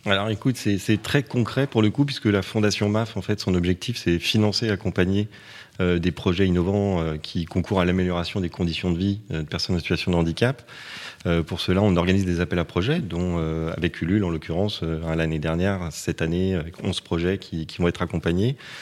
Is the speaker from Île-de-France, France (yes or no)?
yes; Paris, Île-de-France, France; je, suis né à Paris, j'ai été élevé à Paris